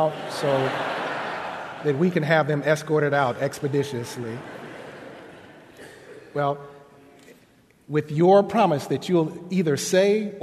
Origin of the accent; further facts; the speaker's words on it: Elwood, Kansas, United States; growing up in Elwood, Kansas